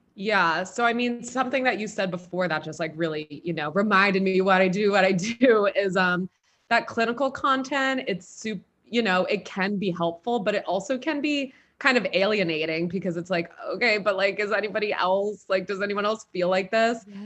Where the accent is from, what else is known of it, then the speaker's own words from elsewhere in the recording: Philadelphia, Pennsylvania, United States; moved away; I'm from Philly originally